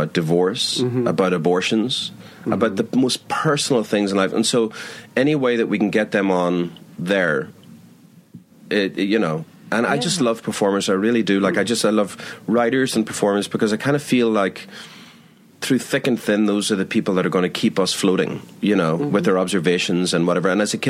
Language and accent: English; Belfast, Northern Ireland, United Kingdom; also born or lived in Sligo, Ireland; when I was a kid in Belfast, we moved around a bit. And then, I mean, in Ireland, we moved from Belfast to Sligo.